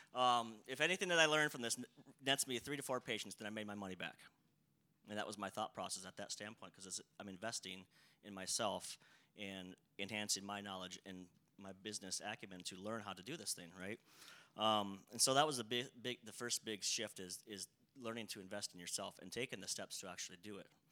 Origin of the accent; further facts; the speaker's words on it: South Dakota, United States; I grew up in a town of about like 300 people, right? So a very, very small town, rural area. Um, uh, I still live in South Dakota